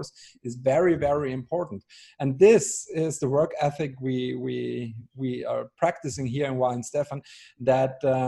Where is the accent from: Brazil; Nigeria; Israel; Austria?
Austria; moved away as an adult; now in Bavaria, Germany; I'm Austrian. So I grew up with a constant love and hate relationship with your country, because, you know, when you grow up as Austrian